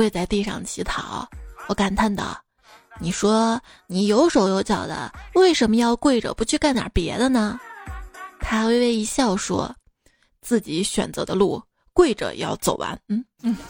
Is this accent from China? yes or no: yes; Jinan, Shandong, China; 我就是济南人啊！我在那儿也有一次黑历史，记得是两年前吧。